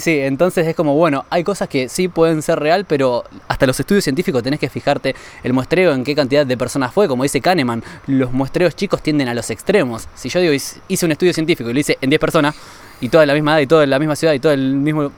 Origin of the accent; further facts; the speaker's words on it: Argentina; como ciudadano europeo y no como argentino